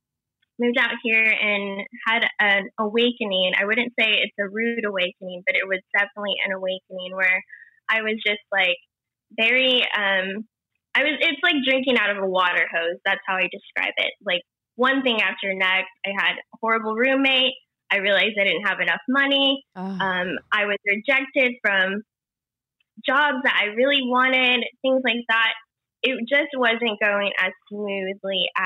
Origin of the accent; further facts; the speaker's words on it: Indiana, United States; moved away as an adult; now in Los Angeles, United States; But I'm from a small town in Indiana, and I grew up there basically. And I moved out to LA 8 years ago.